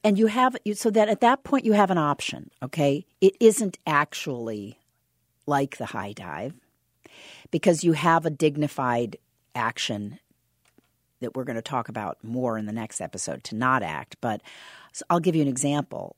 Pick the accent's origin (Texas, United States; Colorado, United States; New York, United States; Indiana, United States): Indiana, United States; Southern; moved away; I'm from Southern Indiana